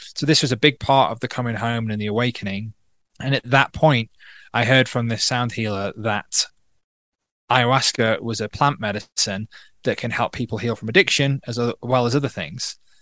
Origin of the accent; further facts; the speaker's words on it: North Wales, United Kingdom; also born or lived in Manchester / London / Berlin, Germany; now in Peru; I grew up in North Wales